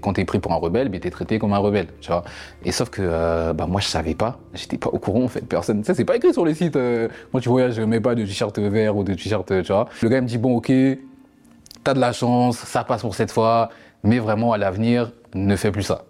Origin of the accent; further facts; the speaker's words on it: France; je suis français, je suis français